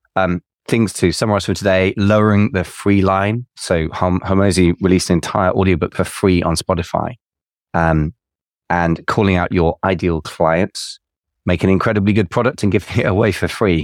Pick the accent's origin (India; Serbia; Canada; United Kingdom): United Kingdom; England; I'm English